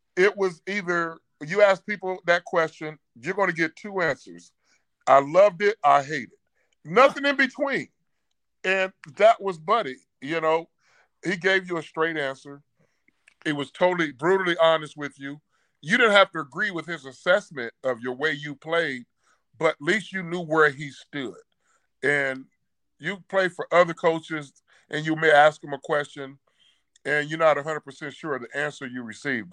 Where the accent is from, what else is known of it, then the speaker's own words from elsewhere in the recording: Dayton, Ohio, United States; I'm from Dayton, Ohio, and we meet at Ohio State